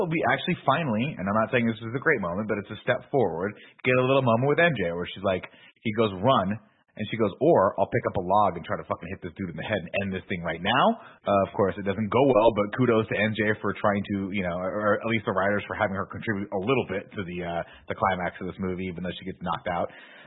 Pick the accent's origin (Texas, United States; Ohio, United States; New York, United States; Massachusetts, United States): New York, United States; As a New Yorker, you get your lead pipe when you walk in.